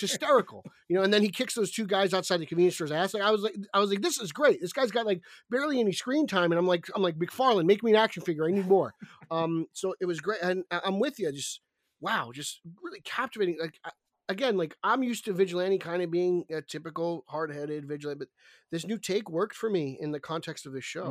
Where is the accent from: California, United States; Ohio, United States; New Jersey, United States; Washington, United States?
New Jersey, United States; in my home state